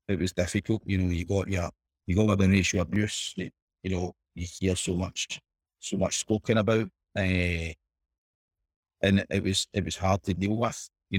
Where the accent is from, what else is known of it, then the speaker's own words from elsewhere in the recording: Scotland, United Kingdom; But I think in my area where I grew up in Boswell Park, I was probably one of the poster boys there